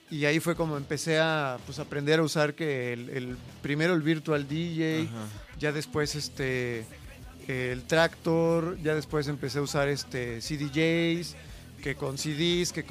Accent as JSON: {"language": "Spanish", "town": "Jojutla", "region": "Morelos", "country": "Mexico", "tie": "born or raised there", "also_born_or_lived": "Cuernavaca, Mexico", "moved": "yes", "lives_now": "Guadalajara, Mexico", "said": "de Jojutla, Morelos, pero llevo pues como unos 19 años viviendo aquí."}